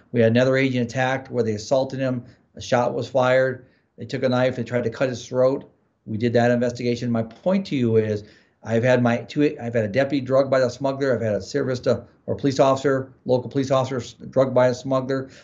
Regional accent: Midwest, United States; now in Arizona, United States; I grew up in the Midwest

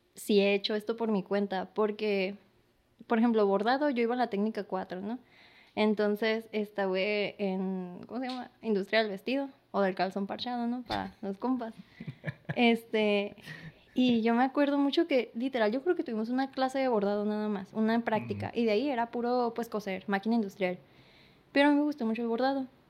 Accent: San Luis Río Colorado, Sonora, Mexico; now in Mexicali, Mexico; soy de San Luis, ahorita estoy residiendo aquí en Mexicali

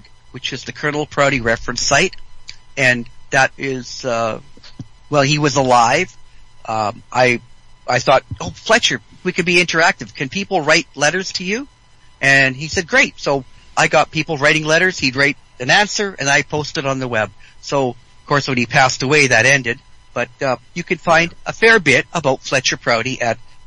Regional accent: British Columbia, Canada; I'm from British Columbia

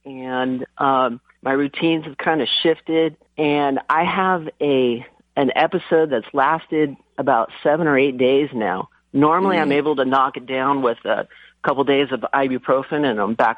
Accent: Newport Beach, California, United States; I grew up down in Orange County, surfing the beaches down in Newport.

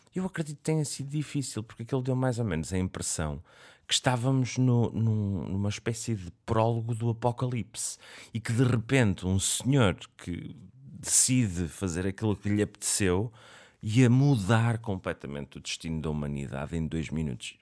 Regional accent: Portugal; como português gosto de ver o telejornal. É aquela coisa que faz-me sentir mesmo tuga

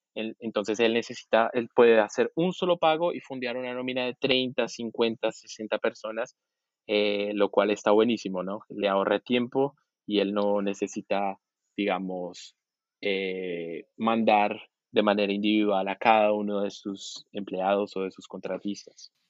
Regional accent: Colombia; also born or lived in Argentina; now in Brazil; yo, soy colombiano, eh, viví también en Argentina unos cinco años y ahora estoy diez años en Brasil

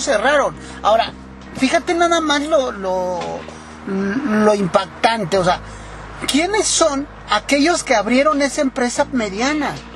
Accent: Mexico; nosotros como mexicanos

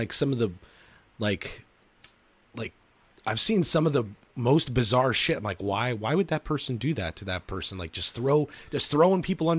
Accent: Burbank, California, United States; I'm an L.A. native. I was born and raised in Burbank.

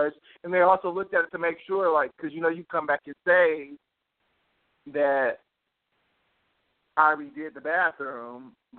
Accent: United States; I'm from America

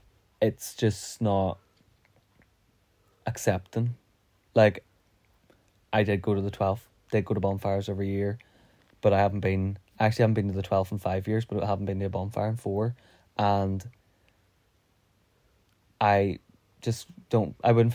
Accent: Northern Ireland, United Kingdom; being a Protestant, like, it is in my mind. Like, I'm a Protestant. I am British

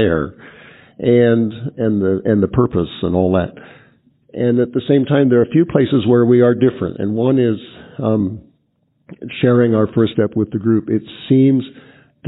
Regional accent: East Coast, United States; moved away; I grew up on the East Coast where we have a lot of garbage barges.

